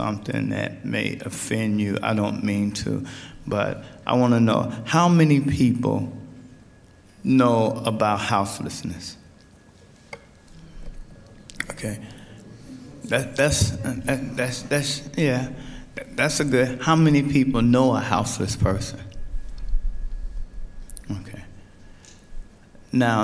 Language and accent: English; Chicago, Illinois, United States; I'm from Chicago, Illinois. A lot of people ask me where I'm from. I grew up in the poorest neighborhood in Chicago